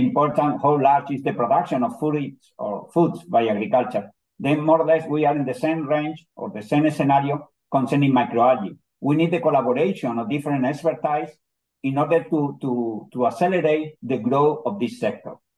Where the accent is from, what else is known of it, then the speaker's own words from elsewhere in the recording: Almería, Andalusia, Spain; English is a second language; also born or lived in Granada, Spain; I was born in Almeria, but I complete my studies in, in Granada